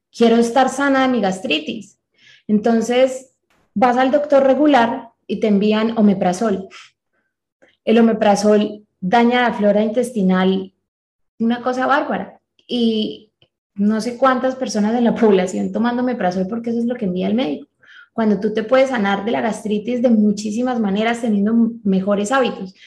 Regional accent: Colombia; nosotros somos colombianos

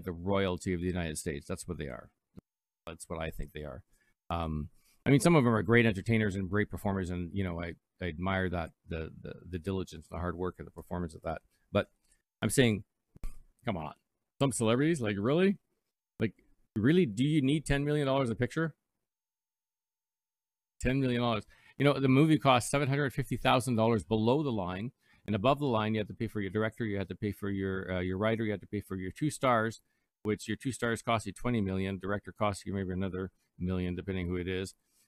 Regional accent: Canada; also born or lived in Toronto, Ontario; I'm Canadian

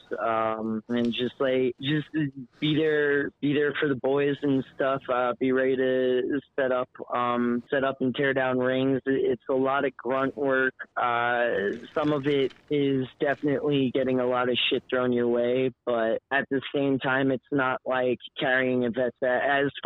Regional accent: Las Vegas, Nevada, United States; also born or lived in Long Island, New York; I was born I was born on Long Island. I grew up in Vegas

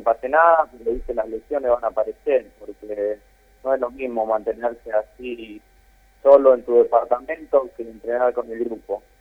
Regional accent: Guatimosín, Córdoba, Argentina; moved away; also born or lived in Buenos Aires / Rosario; me fui para mi pueblo, que yo soy del sur de Córdoba, un poquito, Guatimosín

